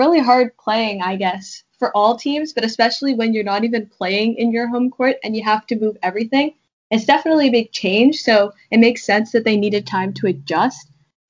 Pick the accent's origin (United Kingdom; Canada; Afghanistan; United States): Canada; Being Canadian